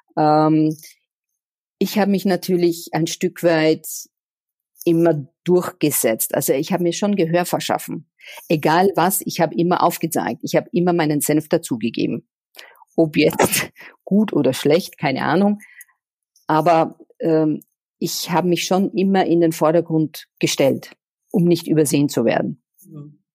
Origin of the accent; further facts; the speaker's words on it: Austria; moved away as an adult; also born or lived in Vienna, Austria / Switzerland / Czech Republic / Portugal; now in Cologne, Germany; an meiner Heimat Österreich